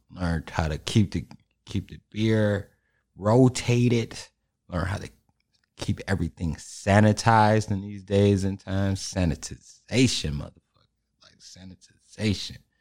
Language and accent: English; Chicago, Illinois, United States; And I'm from Chicago, and we end up in the West, too.